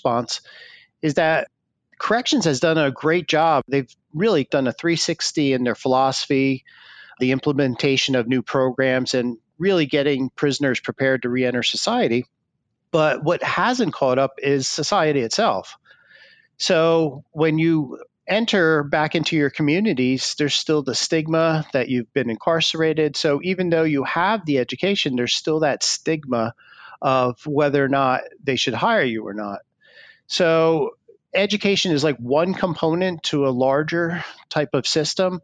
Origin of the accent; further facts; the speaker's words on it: Pennsylvania, United States; my home state of Pennsylvania